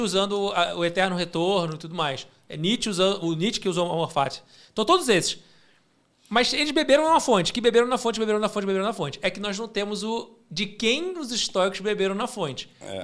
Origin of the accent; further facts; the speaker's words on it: Rio de Janeiro, Brazil; now in São Paulo, Brazil; eu sou carioca morando em São Paulo